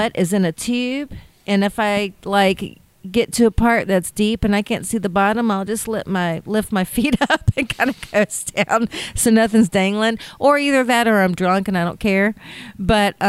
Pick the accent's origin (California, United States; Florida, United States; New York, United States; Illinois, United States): Florida, United States; Panama City; I'm from Panama City, Florida. So I grew up basically in the water